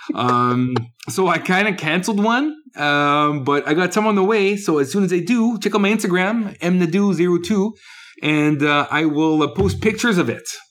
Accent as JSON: {"language": "English", "country": "Canada", "also_born_or_lived": "Quebec", "said": "I'm Canadian."}